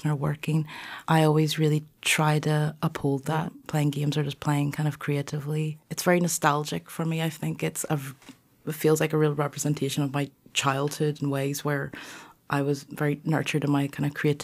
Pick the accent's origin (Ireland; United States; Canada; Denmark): Ireland; moved away; also born or lived in Govanhill, Glasgow; I grew up in Ireland, but my kind of alternate summers were in Hong Kong